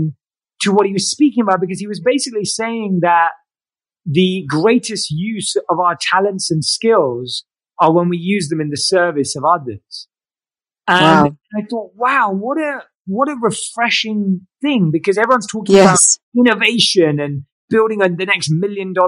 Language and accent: English; London, United Kingdom; moved away as an adult; now in Los Angeles, United States; I grew up like any other Londoner, interested in all the things you would be growing up in London